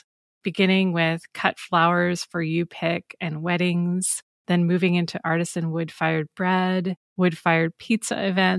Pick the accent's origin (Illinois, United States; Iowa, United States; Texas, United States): Iowa, United States; moved away as an adult; also born or lived in big cities on both coasts; I'm originally from Iowa, but like many others, I left to pursue career and adventure elsewhere. Then, a couple of years ago, after 2 decades living in big cities on both coasts, I returned.